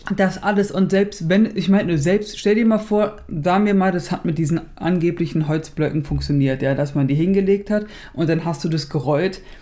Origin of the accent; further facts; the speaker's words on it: Berlin, Germany; wir sind Berliner